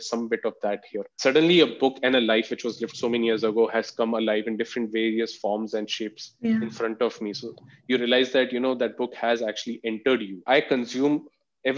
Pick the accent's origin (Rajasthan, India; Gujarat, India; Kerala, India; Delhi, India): Delhi, India; growing up in Delhi